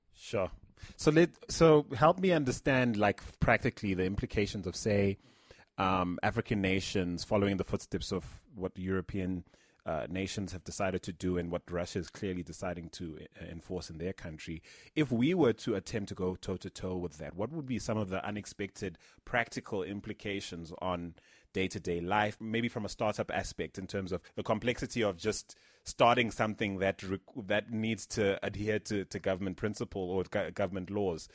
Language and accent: English; Philippines; moved away; a university campus I grew up on in the Philippines when I was much younger